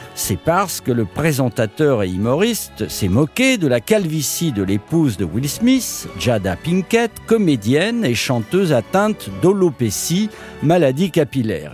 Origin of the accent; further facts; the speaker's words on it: France; chez nous en France